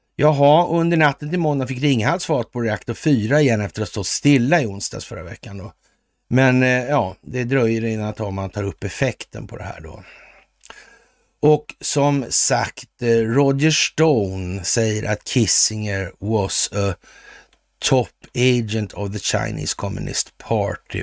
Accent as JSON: {"language": "Swedish", "country": "Sweden", "said": "vi är svenskar"}